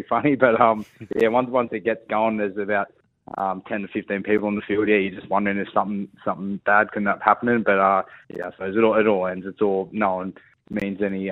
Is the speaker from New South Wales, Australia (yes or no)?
yes; Coffs Harbour, New South Wales, Australia; also born or lived in Sydney; now in Auckland, New Zealand; when I moved from Coffs to Sydney, that was a pretty big change for myself living in the city.